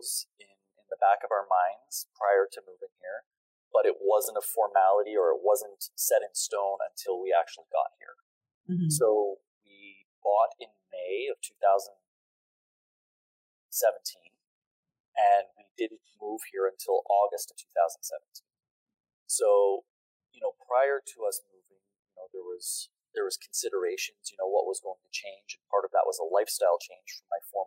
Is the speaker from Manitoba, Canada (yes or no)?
no; Ontario, Canada; moved away as an adult; growing up in Ontario